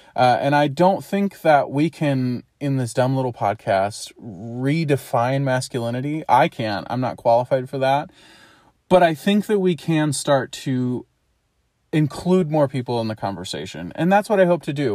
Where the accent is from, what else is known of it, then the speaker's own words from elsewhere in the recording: St. Louis, Missouri, United States; I am from Saint Louis, Missouri. I've grown up in and around that area my whole life